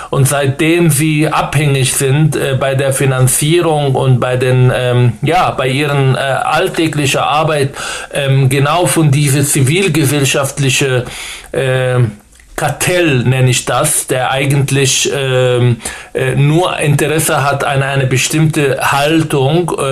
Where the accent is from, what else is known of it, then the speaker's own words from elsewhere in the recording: Berlin, Germany; versuche ich als ein guter Bürger dieses Landes, mich zu engagieren, als Berliner